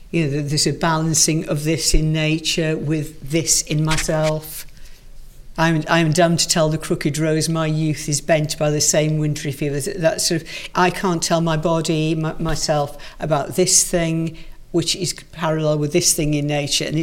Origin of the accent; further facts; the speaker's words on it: Wales, United Kingdom; accent: Welsh; Obviously, it's a, good Welsh voice is, is perfect for poetry anyway. I mean, mm. I've lost most of my accent, but uh